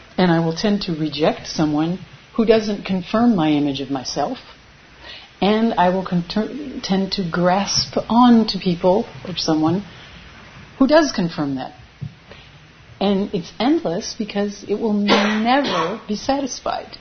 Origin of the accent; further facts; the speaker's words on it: United States; moved away; I am from America. I was an immigrant like them